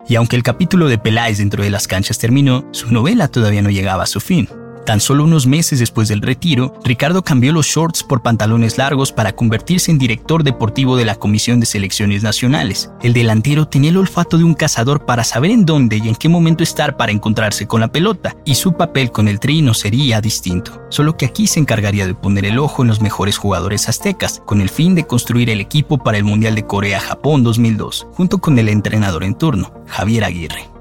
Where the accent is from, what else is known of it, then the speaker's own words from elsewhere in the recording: Mexico; así somos los mexicanos, unos guerreros